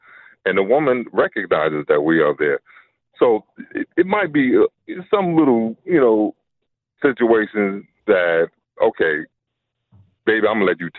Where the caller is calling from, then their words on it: New York City, New York, United States; I'm calling from Brooklyn.